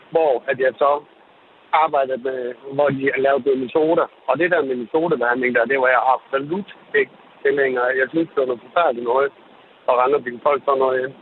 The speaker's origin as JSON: {"language": "Danish", "country": "Brazil", "said": "jeg er fra Brasilien"}